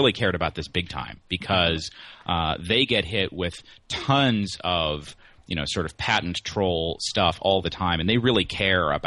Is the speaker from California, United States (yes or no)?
no; Pueblo, Colorado, United States; now in Washington, D.C., United States; the Pueblo Chieftain, the paper of my hometown